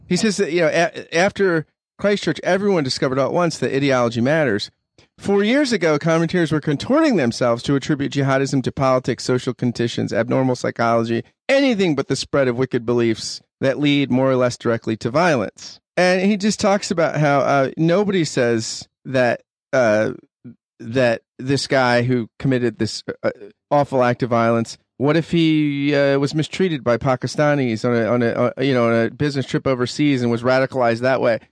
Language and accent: English; United States; as an American